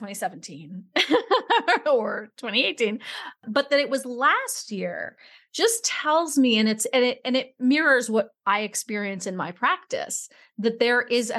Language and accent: English; New York City, New York, United States; he was a joke when I grew up in New York City.